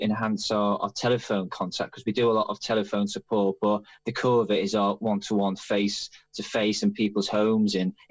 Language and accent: English; Liverpool, North West England, United Kingdom; accent: Liverpool; moved away as an adult; now in London, United Kingdom; as you might be able to tell from the accent, I'm Liverpool Irish. I left Liverpool 30 years ago, though the accent is still there